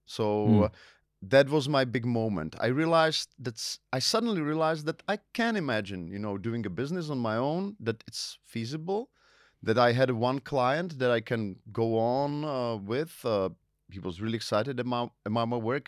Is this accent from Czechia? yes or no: yes; Ostrava, Moravian-Silesian Region, Czechia; English is a second language; also born or lived in Las Palmas de Gran Canaria, Spain; I was born in Ostrava